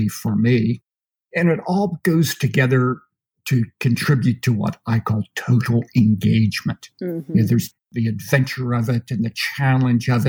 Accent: Pennsylvania, United States; moved away as an adult; also born or lived in Idaho; now in Port Orford, United States; I'm from Pennsylvania originally, so this was a big change for me, you know, coming to the Rocky Mountains.

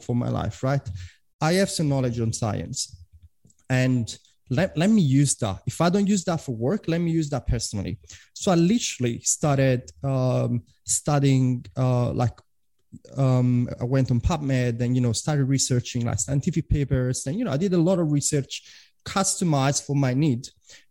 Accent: Italy; English is a second language; moved away as an adult; also born or lived in London / Prague; now in Australia; I'm originally from Italy, although I've been living in Australia for 10 years

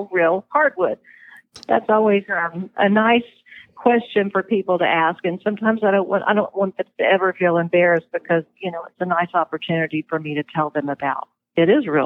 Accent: Dalton, Georgia, United States; I grew up in Dalton, Georgia

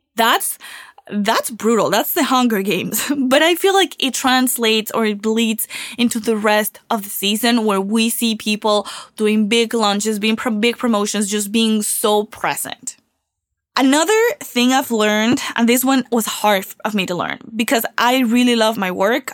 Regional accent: Venezuela; now in Miami, United States; I was born and raised in Venezuela

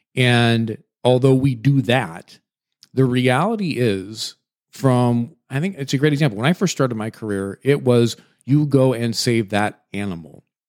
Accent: Washington, United States; moved away; I grew up in Washington State

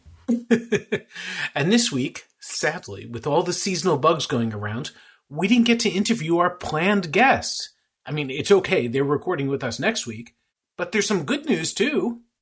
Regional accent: New York City, New York, United States; Staten Island Chuck is from my hometown

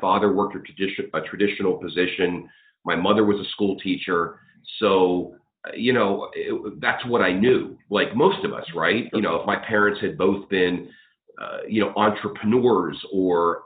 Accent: outside of Pittsburgh, Pennsylvania, United States; I grew up outside of Pittsburgh

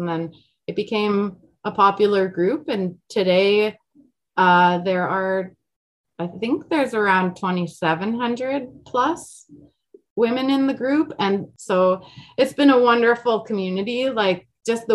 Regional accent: Alberta, Canada; I'm from Alberta, and then also the Swiss thing

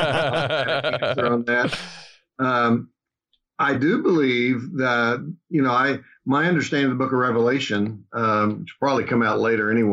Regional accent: Oklahoma, United States; moved away as an adult; also born or lived in Dallas, Texas / Kansas City / Chicago area, Illinois; I was born and raised here in Oklahoma

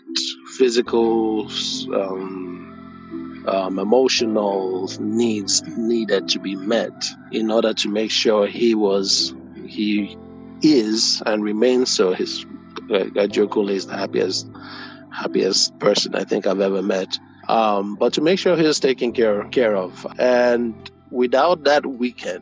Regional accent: Nigeria; moved away as an adult; now in United States; growing up in Nigeria

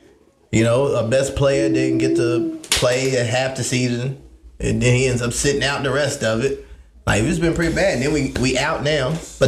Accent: Lexington, Kentucky, United States; But then I moved to Lexington when I was like 12.

